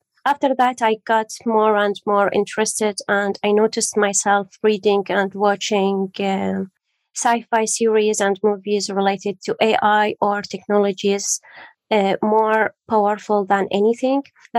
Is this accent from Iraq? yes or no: yes; Iraq; also born or lived in Syria / Jordan; now in United Kingdom; So originally I'm from Iraq, then I moved to Syria, then to Jordan, then to UK.